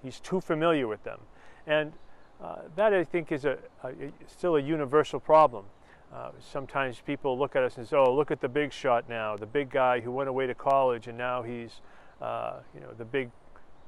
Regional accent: Lowell, Massachusetts, United States; an area where I grew up in Lowell, Massachusetts

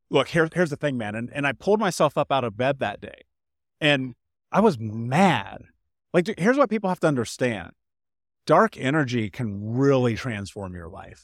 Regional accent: Indianapolis, Indiana, United States; moved away as an adult; I grew up in Indianapolis

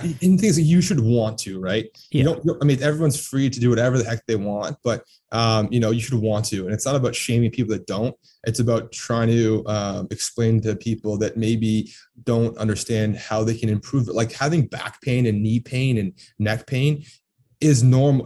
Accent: Toronto, Ontario, Canada; also born or lived in Texas / Orlando; I was born and raised in Toronto, or just on the east side of Toronto

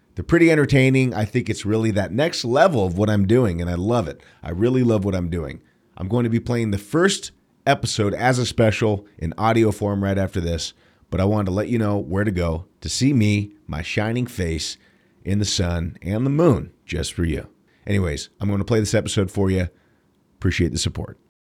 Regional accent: United States

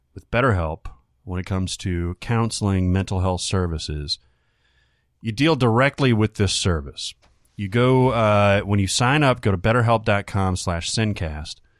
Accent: the South, United States; growing up in the South

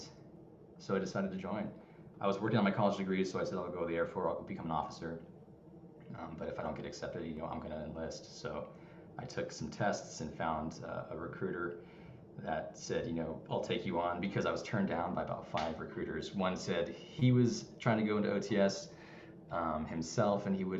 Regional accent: Anaheim, California, United States; moved away; I'm from Anaheim, California. I love it, SoCal

